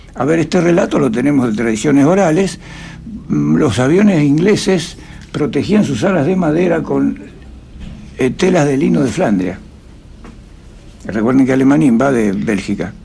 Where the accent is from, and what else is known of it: Jáuregui, Buenos Aires Province, Argentina; born or raised there; also born or lived in Friuli, Italy